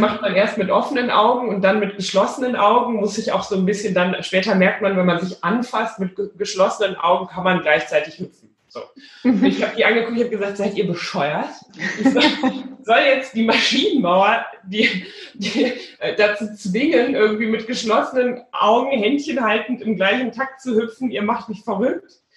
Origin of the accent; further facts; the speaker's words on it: Rhineland, Germany; now in Bielefeld, Germany; Ich bin ja zu allem Überfluss auch noch zur Hälfte, wenn ich ganz Rheinländerin, also ich bin im Rheinland geboren